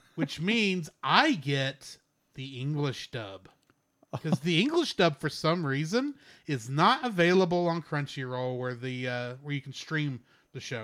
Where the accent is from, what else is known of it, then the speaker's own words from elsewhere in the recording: Texas, United States; my pride as a Texan